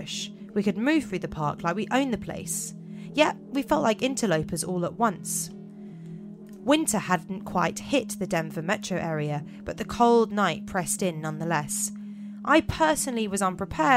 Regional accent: England, United Kingdom; As English people

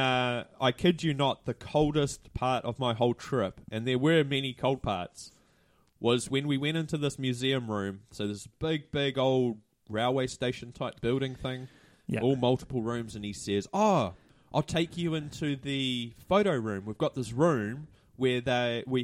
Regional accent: Hamilton, Waikato, New Zealand; asked where I was from and I said, "Hamilton."

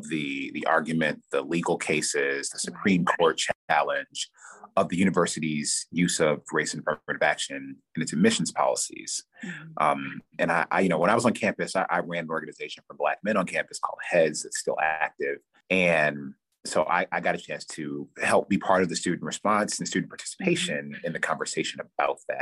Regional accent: Farmington, Michigan, United States; also born or lived in Detroit, Michigan; I was born in Detroit, and then my family moved to Farmington, which is a suburb, northwest suburb of Detroit, when I was 8 and a half.

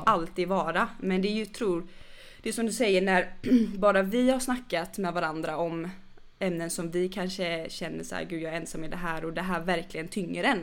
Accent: Gothenburg, Västra Götaland, Sweden; moved away; är jag inte från Stockholm, jag är från Göteborg

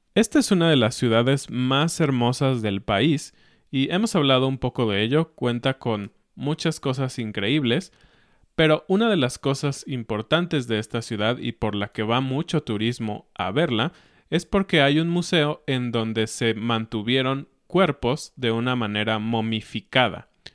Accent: Mexico

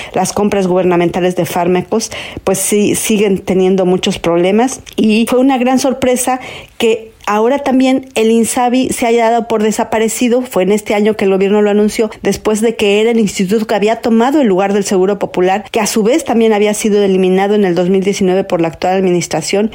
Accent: Mexico; como mexicanos

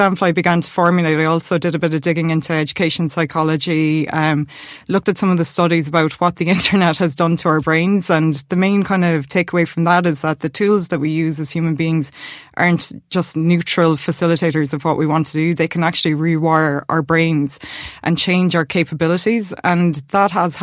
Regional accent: Limerick, Munster, Ireland; born and raised in Limerick

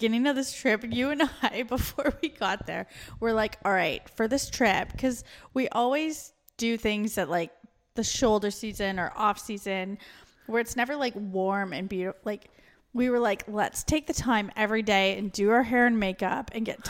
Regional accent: Australia; I came from Australia

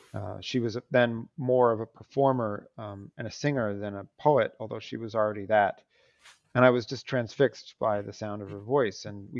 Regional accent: Sacramento, California, United States; now in New York, United States; And I live in New York most of the time, but I'm from Sacramento, California

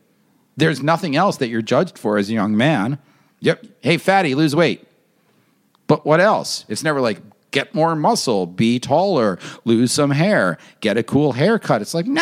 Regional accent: New York, United States; I'm not from a country. I'm from New York.

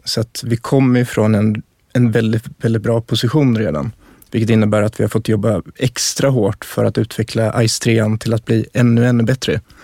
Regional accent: Dalarna County, Sweden; jag är uppväxt i Dalarna

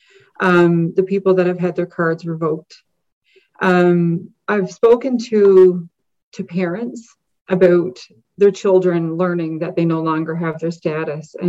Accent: Frenchman's Cove, Newfoundland and Labrador, Canada; I grew up in the Bay of Islands, actually in Frenchman's Cove.

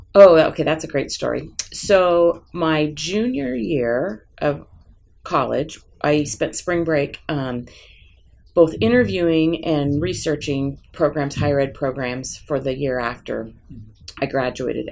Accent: Portland, Oregon, United States; I grew up in Portland

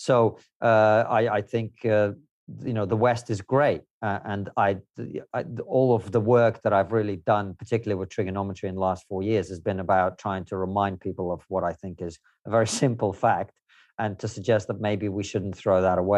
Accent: Moscow, Russia; born there; English is a second language; also born or lived in Uzbekistan / Ukraine; no, I grew up all over the place. I was born in Moscow. I lived there for some time. Then my family lived in Uzbekistan.

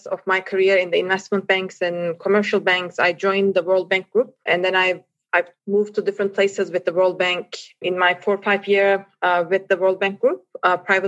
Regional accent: Turkey; moved away as an adult; now in Myanmar; I'm originally from Turkey, so I ended up in Myanmar

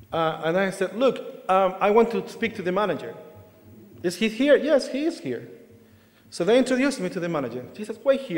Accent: Chile; Actually, I could, because as a Chilean, I could have applied for the Spanish passport. But actually, I'm British.

